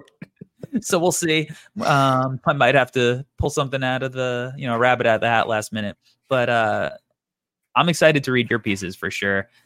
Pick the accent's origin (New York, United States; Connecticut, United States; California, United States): New York, United States; when you're from New York. It's, like, a big part of New York culture for us growing up